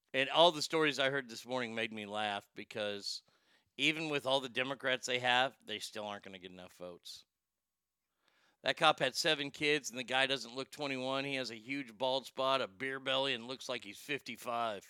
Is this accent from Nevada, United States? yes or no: no; Garland, Texas, United States; it was my hometown